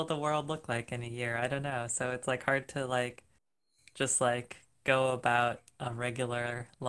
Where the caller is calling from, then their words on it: Minneapolis, Minnesota, United States; Yeah, so I live in Minneapolis, Minnesota.